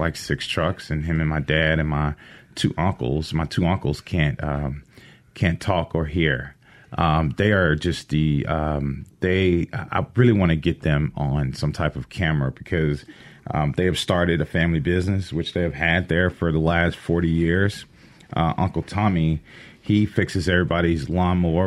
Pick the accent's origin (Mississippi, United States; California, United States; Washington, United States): Mississippi, United States; Edwards; Growing up in Edwards, Mississippi, it was fun, relaxed